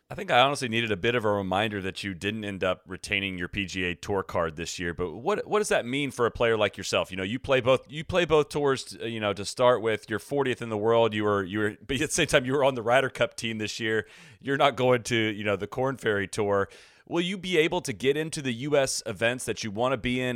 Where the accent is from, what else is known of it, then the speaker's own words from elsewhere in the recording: United States; an American fan